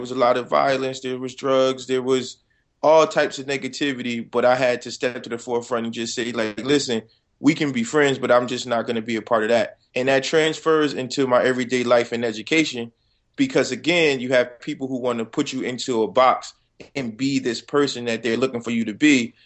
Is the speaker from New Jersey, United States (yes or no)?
yes; Paterson, New Jersey, United States; I'm just a kid from Patterson